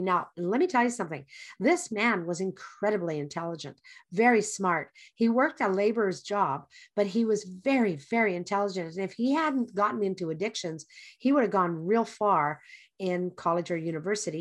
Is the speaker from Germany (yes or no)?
no; English Canada, Canada; I grew up in English Canada